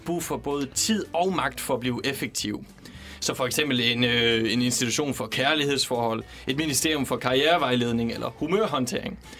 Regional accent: Denmark; now in Copenhagen, Denmark; selvom jeg kommer fra Jylland, så er jeg ikke så meget for ordet træls

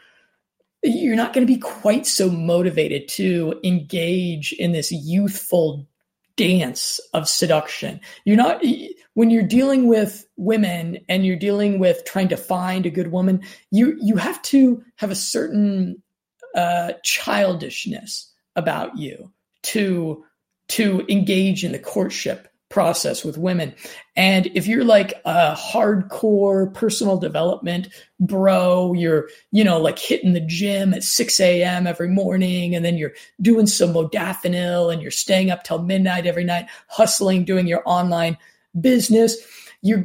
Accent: Denver, Colorado, United States; moved away; friends of mine that I grew up with there in Denver, Colorado

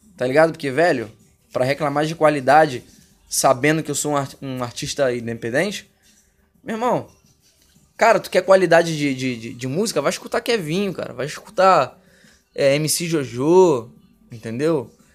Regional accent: Rio de Janeiro, Brazil; moved away as an adult; now in Buenos Aires, Argentina; Sou do Rio de Janeiro

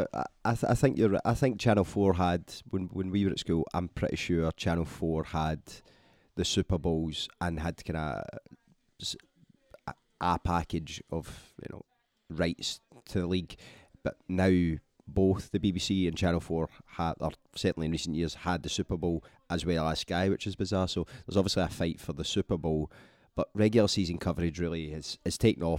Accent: Scotland, United Kingdom; Obviously, growing up in Scotland, like most folk and probably a lot of people that will be listening, football to us means soccer.

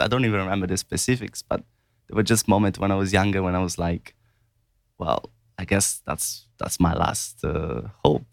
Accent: Italy; moved away; growing up in Italy

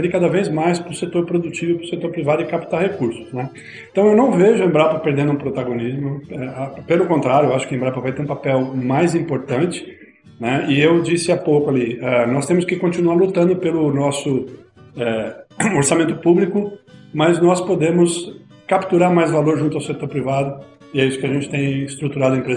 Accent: São Paulo, Brazil; eu sou do ABC, então Ford, GM, né? montadoras e tal, veio.

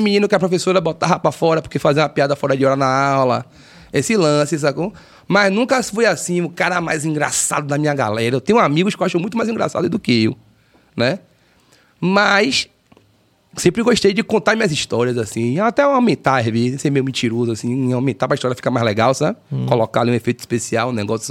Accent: Salvador, Bahia, Brazil; Nascido e criado na Cidade Baixa

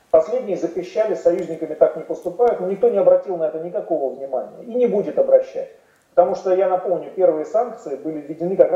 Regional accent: Russia; Конечно, естественно. Я тоже россиянка.

